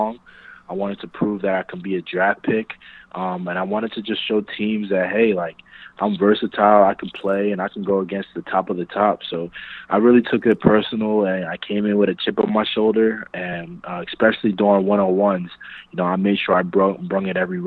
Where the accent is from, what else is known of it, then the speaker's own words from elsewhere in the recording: New Jersey, United States; moved away; also born or lived in Philadelphia; growing up in New Jersey, I had a lot of Italian friends.